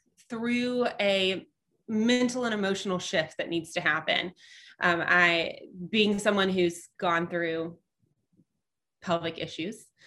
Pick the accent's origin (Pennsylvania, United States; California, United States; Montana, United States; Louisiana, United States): Louisiana, United States; Shreveport; accent: non-Cajun; moved away as an adult; now in Nashville, United States; I'm from Shreveport-Bossier, which I mean, we're Louisiana, but we're not. It's so far north. Like we're more Texas, Arkansas than we are Louisiana.